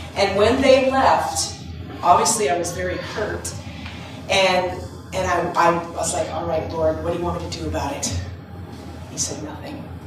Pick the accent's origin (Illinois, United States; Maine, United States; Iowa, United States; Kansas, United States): Maine, United States; I'm from Maine